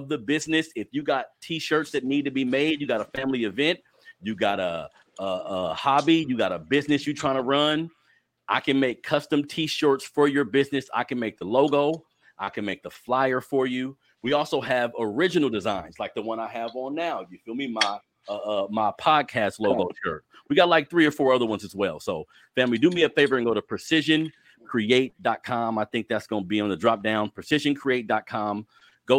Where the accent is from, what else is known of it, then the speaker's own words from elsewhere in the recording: Sacramento, California, United States; You grew up here in Sac just like me